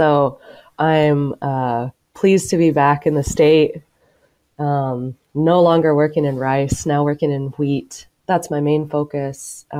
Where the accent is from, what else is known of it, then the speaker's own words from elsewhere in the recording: Bartlesville, Oklahoma, United States; moved away; Both sides of my family actually are from Oklahoma, and I grew up in Bartlesville, really close to the Kansas border. We did not grow up on a farm, but my mother's side of the family had a cow-calf operation in central Oklahoma.